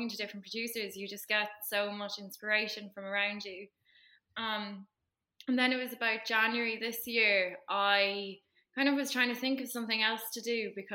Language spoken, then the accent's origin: English; East Cork, Munster, Ireland; I'm from East Cork.